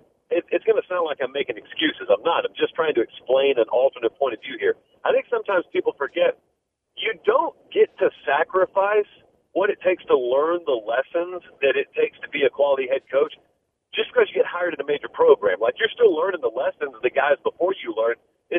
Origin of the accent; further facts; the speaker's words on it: the South, United States; I grew up in the South, and so naturally, I think the world revolves around SEC Saturdays.